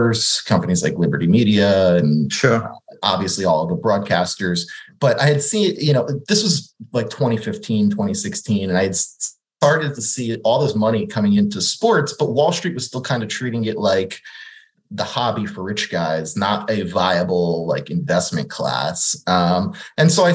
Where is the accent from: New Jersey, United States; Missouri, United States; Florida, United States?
New Jersey, United States; I grew up in New Jersey, just 30 minutes outside of New York City